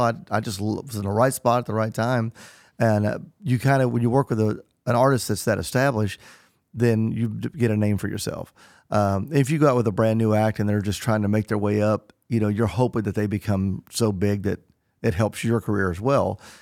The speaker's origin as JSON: {"language": "English", "region": "Southern Illinois", "country": "United States", "tie": "born or raised there", "also_born_or_lived": "Nashville", "moved": "yes", "said": "growing up in Southern Illinois"}